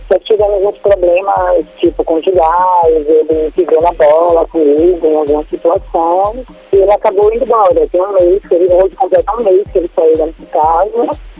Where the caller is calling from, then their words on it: Aracaju, Sergipe, Brazil; Eu sou de Aracaju.